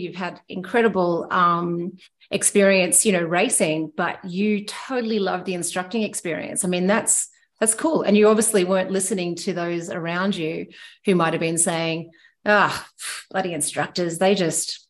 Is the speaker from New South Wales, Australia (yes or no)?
no; Myrtleford, Victoria, Australia; moved away as an adult; also born or lived in Whistler, Canada; I grew up skiing. Uh, I'm from Millowa, uh, just in the foothills of, of Mount Hotham